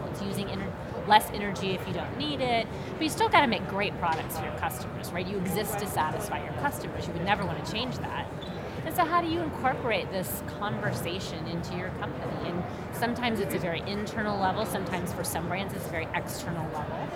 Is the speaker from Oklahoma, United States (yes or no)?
yes; Oklahoma, United States; and I grew up in Oklahoma